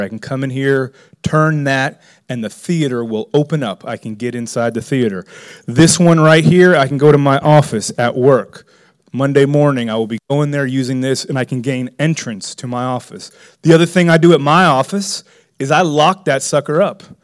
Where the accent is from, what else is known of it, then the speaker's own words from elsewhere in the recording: Miami, Florida, United States; I was raised in Miami